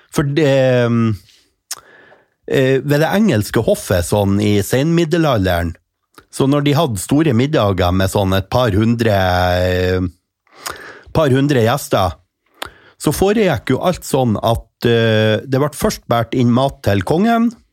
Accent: Mo i Rana, Nordland, Norway; Jeg kommer jo fra Rana kommune.

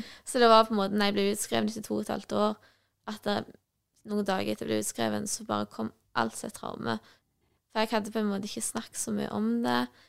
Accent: Nærbø, Rogaland, Norway; jeg kommer fra Nærbø, Jæren

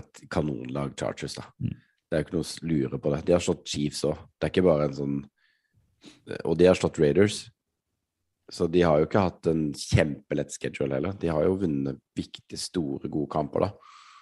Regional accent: Norway; vi kom fra Norge

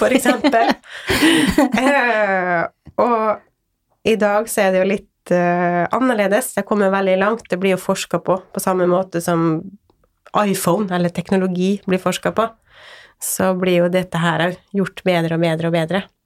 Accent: Åndalsnes, Møre og Romsdal, Norway; now in Sørlandet, Norway; Jeg er opprinnelig fra Åndalsnes

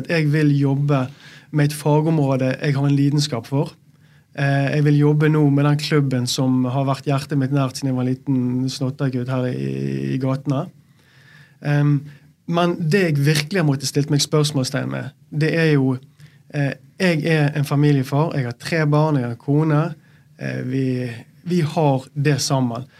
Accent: Bergen, Vestland, Norway; Som bergenser, når du bor i Bergen og du har alle rundt deg

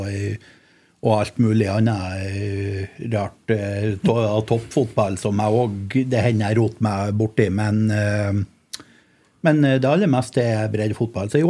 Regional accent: Mo i Rana, Nordland, Norway; now in Oslo, Norway; Jeg er på tur hjem til Rana på eh, juleferie.

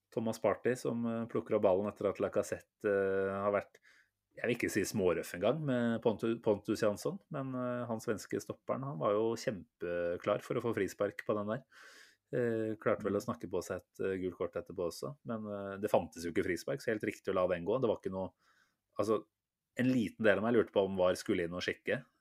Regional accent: Norway; vi, som nordmenn

